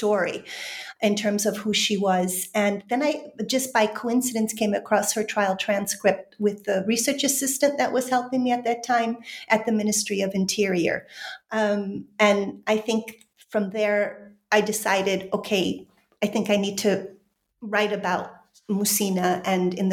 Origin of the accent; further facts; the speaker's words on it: Chicago, Illinois, United States; moved away as an adult; also born or lived in Poland / London; I'm originally from Chicago